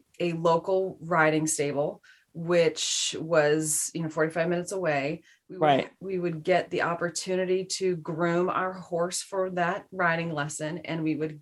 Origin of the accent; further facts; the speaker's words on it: Madison, Wisconsin, United States; moved away as an adult; also born or lived in New Hampshire / New York / California; now in San Francisco Bay Area, United States; I grew up in the Midwest. I am from Madison, Wisconsin